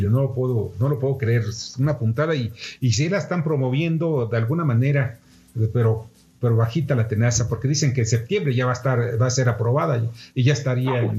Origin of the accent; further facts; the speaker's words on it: State of Mexico, Mexico; yo soy vecino del Estado de México, eh, muy pegado a, a que es Naucalpan